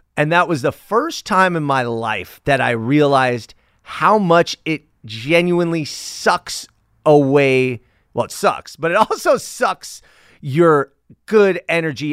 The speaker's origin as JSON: {"language": "English", "town": "Los Angeles", "region": "California", "country": "United States", "tie": "born or raised there", "said": "Sherman Way and Sepulveda, and that's, that's near my hometown"}